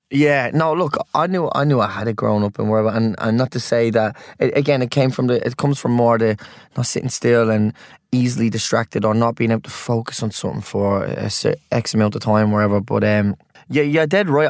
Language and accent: English; Ireland; as Irish people